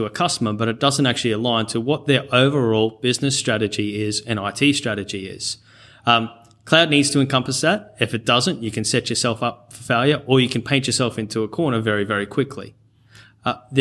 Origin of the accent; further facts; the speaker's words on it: rural Queensland, Australia; accent: North Queensland twang; also born or lived in Cairns / Charters Towers; born in Cairns and raised in and around rural Queensland, and also Charters Towers for boarding school. So, yeah, you'll hear the occasional North Queensland twang come out every now and then.